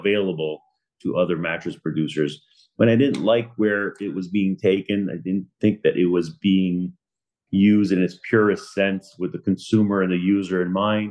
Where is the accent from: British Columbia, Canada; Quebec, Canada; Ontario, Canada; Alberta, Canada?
Quebec, Canada; Laval; moved away as an adult; now in Boca Raton, United States; I'm from Laval, Quebec, born and raised, moved out to Boca Raton, Florida, 9 years ago